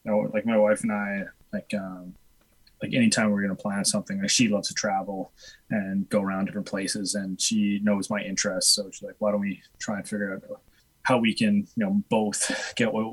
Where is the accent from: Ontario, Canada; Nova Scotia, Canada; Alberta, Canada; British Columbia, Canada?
Alberta, Canada; Edmonton; also born or lived in Whitehorse, Yukon; We moved like down south to Edmonton when I was a kid, and I did all my like schooling and stuff down there